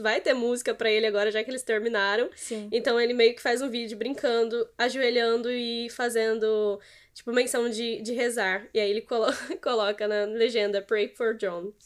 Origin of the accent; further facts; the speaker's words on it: São Paulo, Brazil; now in Espírito Santo, Brazil; eu não sou capixaba, eu sou paulista